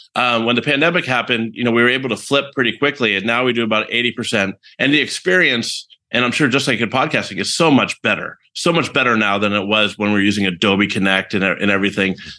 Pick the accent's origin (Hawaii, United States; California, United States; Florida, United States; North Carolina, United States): California, United States; San Francisco Bay Area; born and raised in the San Francisco Bay Area